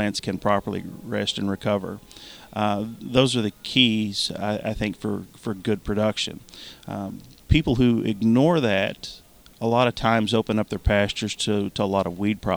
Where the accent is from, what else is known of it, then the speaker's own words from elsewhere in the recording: Eastern Kentucky, United States; I grew up in Eastern Kentucky, and like many others in Eastern Kentucky, we grew tobacco and cattle